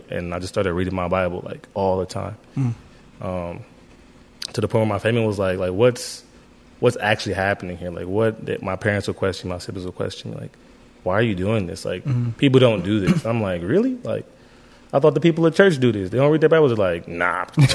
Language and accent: English; Youngstown, Ohio, United States; I grew up in Youngstown. In the city of Youngstown